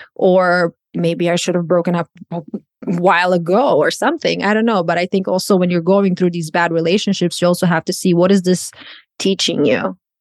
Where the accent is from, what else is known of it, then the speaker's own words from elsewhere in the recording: Croatia; English is a second language; moved away as an adult; now in United States; I'm a born and raised in Croatia